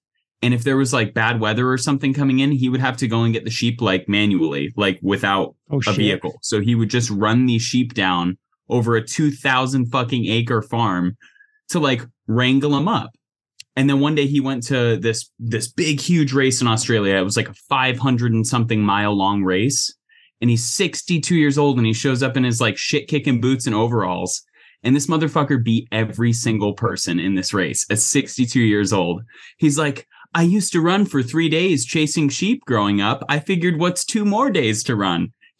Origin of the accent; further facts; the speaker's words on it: Wyoming, United States; Yes, Cannon. I am from Wyoming.